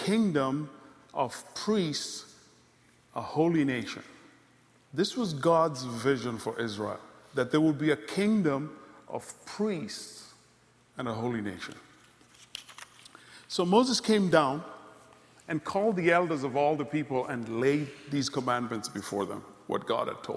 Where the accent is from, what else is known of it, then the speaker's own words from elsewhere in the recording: Kenya; moved away; also born or lived in Congo; I grew up in Ziwani and all these places.